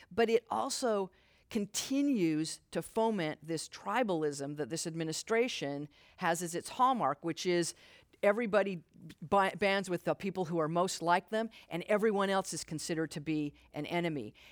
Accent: Utah, United States; moved away as an adult; I grew up Mormon in Utah

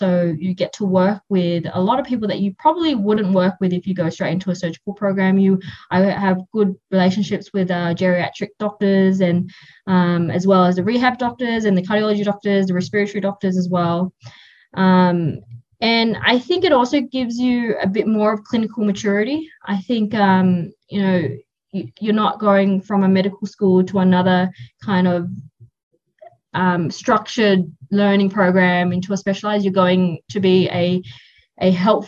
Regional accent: Australia; moved away as an adult; also born or lived in Sydney; now in Canada; I'm from Australia

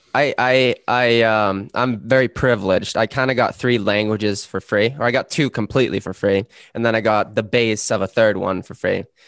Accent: Sweden; first language Swedish; English is a second language; now in Canada; my native language is Swedish

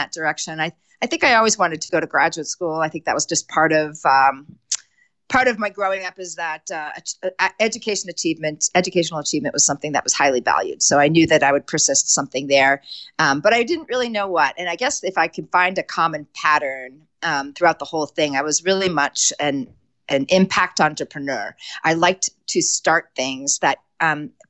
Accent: Connecticut, United States; moved away as an adult; now in Conifer, Colorado, United States; I was born and raised in Connecticut

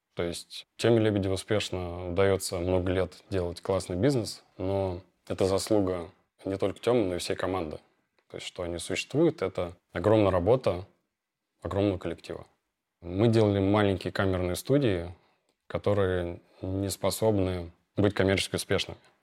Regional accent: Moscow, Russia; Родился я в Москве, окончил лицей с красным дипломом по радиоэлектронике

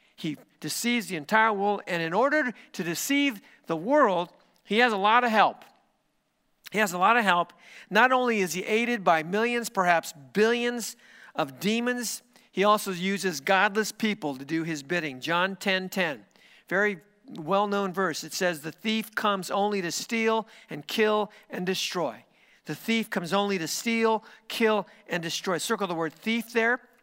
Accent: United States; my country, which is the United States of America

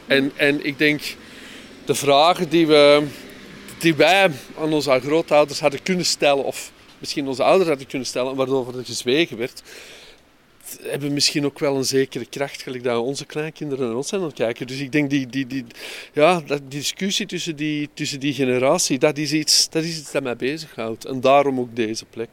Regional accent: Mortsel, Flanders, Belgium; now in Antwerp, Belgium; ik heb mijn jeugd doorgebracht in Mortsel

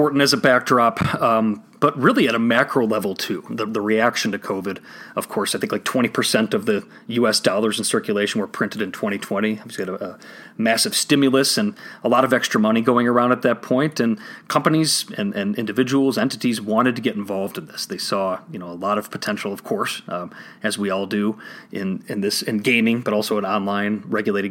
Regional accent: Illinois, United States; here in Illinois, my home state

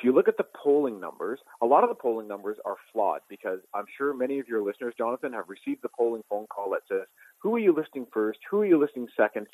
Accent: Canada; I am Canadian

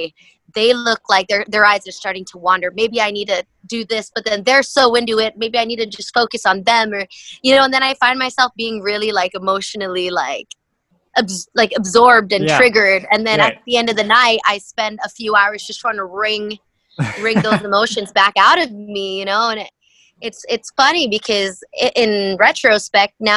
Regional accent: Kaneohe, Hawaii, United States; moved away as an adult; also born or lived in Houston, Texas / San Diego, California; I grew up in Hawaii

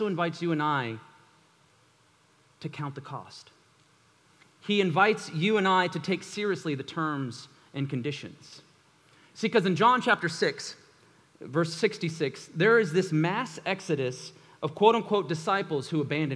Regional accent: United States

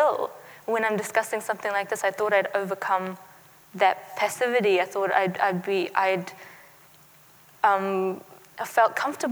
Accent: New Zealand; also born or lived in Afghanistan; growing up in New Zealand

